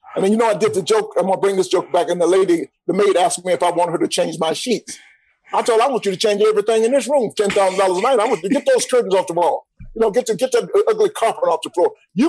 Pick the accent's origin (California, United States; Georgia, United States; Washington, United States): Georgia, United States; Atlanta; But Rashawn, you may not know this, but I'm born and raised in Atlanta. We were so poor that we couldn't listen to we could only listen to ….